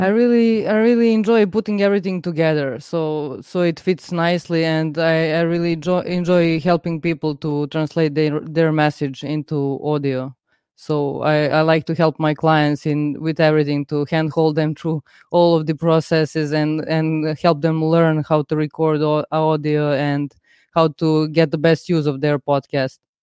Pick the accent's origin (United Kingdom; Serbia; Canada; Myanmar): Serbia; I'm from Serbia